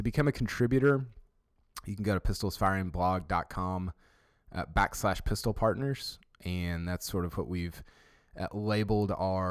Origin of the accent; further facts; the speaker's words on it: Houston, Texas, United States; I'm from Houston